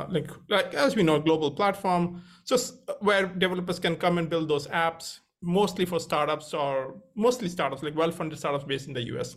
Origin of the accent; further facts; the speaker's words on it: India; moved away as an adult; also born or lived in Cambridge; I grew up in India